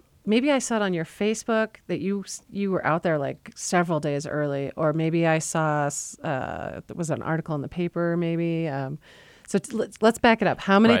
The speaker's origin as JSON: {"language": "English", "region": "Connecticut", "country": "United States", "tie": "born or raised there", "moved": "yes", "said": "And so I grew up in Connecticut"}